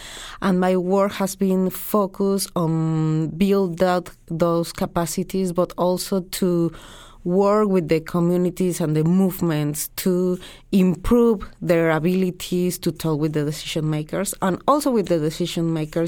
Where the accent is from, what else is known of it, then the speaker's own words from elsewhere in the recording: Mexico; I'm from Mexico.